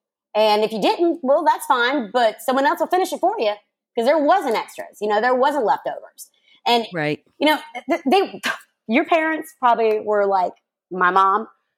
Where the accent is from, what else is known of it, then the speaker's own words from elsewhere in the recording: the South, United States; I grew up in the South.